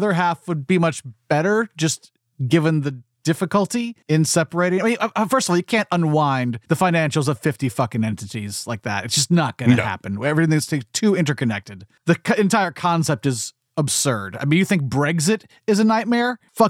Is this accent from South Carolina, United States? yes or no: yes; South Carolina, United States; I'm from South Carolina